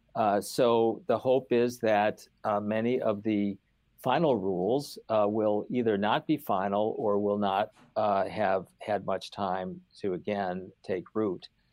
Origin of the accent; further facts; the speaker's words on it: Finger Lakes, Western New York State, United States; moved away as an adult; also born or lived in Stanford, California / Washington; I grew up in Western New York State, uh, and, uh, in the Finger Lakes, uh, country of south of Rochester